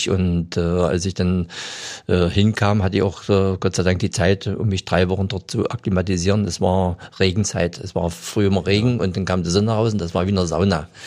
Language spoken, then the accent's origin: German; Germany; Und ich bin ja in der Saale groß geworden.